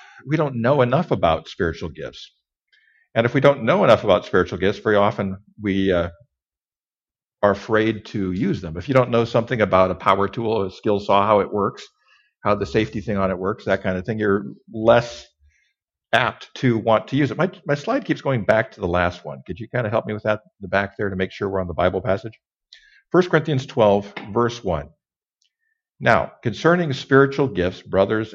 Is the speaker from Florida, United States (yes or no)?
no; Kellogg, Idaho, United States; Kellogg, Idaho, Northern Idaho. I was raised in Northern Idaho.